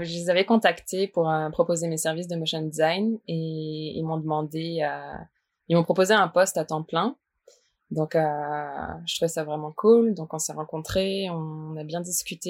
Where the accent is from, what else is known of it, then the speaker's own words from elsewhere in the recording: Strasbourg, Grand Est, France; moved away as an adult; now in Quebec, Canada; je viens de Strasbourg